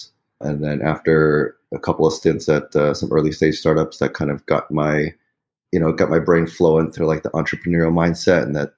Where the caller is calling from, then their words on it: New Jersey, United States; Right now in northern New Jersey.